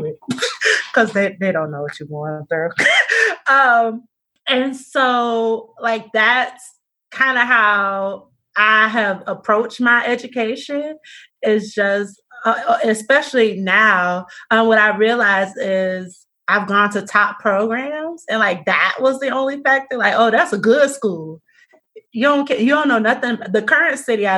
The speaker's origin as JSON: {"language": "English", "town": "Miami", "region": "Florida", "country": "United States", "moved": "yes", "said": "I'm originally from Miami, Florida"}